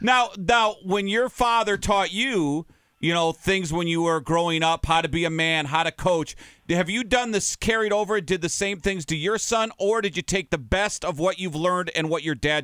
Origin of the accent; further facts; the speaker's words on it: Minnesota, United States; I grew up in Minnesota